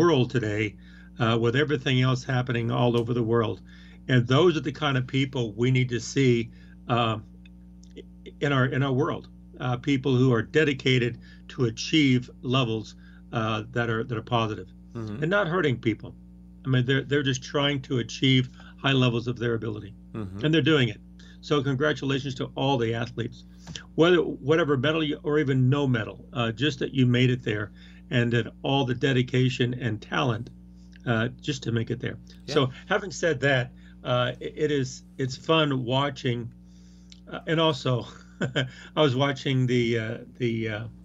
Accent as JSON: {"language": "English", "region": "Colorado", "country": "United States", "tie": "born or raised there", "said": "I want to see people from my hometown and from Colorado and from the West"}